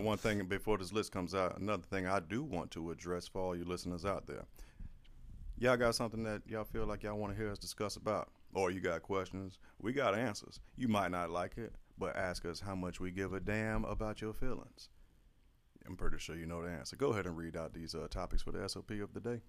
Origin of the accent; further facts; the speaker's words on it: St. Petersburg, Florida, United States; I'm from Florida